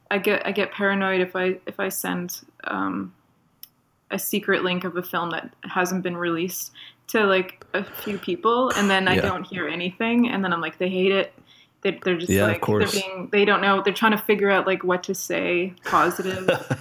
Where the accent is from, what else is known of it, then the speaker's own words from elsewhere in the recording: Toronto, Ontario, Canada; accent: Canadian; moved away as an adult; now in Los Angeles, United States; I grew up in Toronto, Ontario.